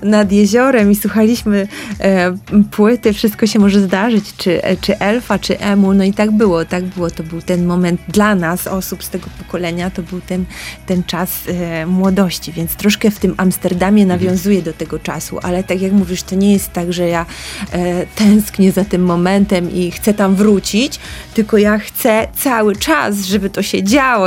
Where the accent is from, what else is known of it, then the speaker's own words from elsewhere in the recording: Piotrków Trybunalski, Łódź Voivodeship, Poland; also born or lived in Tokyo; wyjechałam z Piotrkowa Trybunalskiego do Tokio